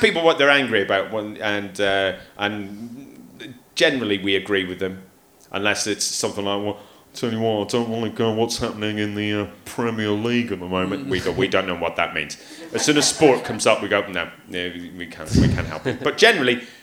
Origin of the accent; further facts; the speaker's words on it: Newtownards, Northern Ireland, United Kingdom; Scrabbo Tower is a tower in my hometown of Newton Arnott.